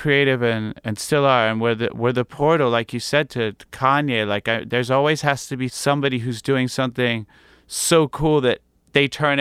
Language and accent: English; United States; also born or lived in England; I kind of spent most of my life really growing up in America.